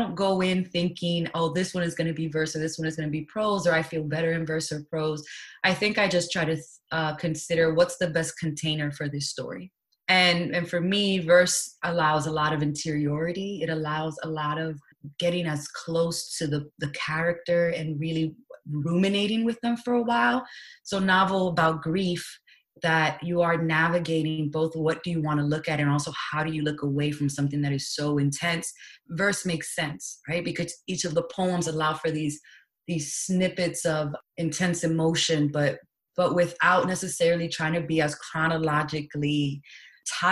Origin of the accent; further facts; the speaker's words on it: New York City, New York, United States; moved away as an adult; now in Washington, D.C., United States; I was born and raised in New York City, and I currently live in Washington, D.C.